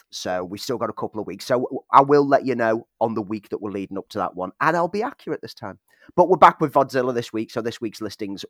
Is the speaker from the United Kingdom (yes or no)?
yes; Liverpool, North West England, United Kingdom; now in Sheffield, United Kingdom; when I came from Liverpool to Sheffield to study, it became a key part of my student life.